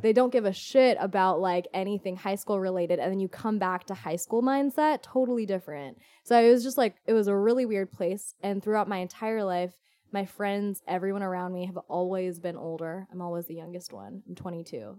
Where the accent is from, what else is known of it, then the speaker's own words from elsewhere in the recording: Orange County, California, United States; I'm originally from Orange County, born and raised